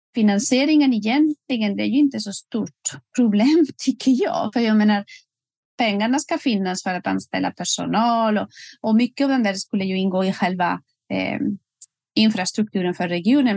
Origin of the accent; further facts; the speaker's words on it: Spain; Swedish is a second language; moved away as an adult; also born or lived in Västerbotten, Sweden; now in Sweden; jag kommer ursprungligen från Spanien och blev ju rekryterad och flyttade till Sverige för mer än 20 år sedan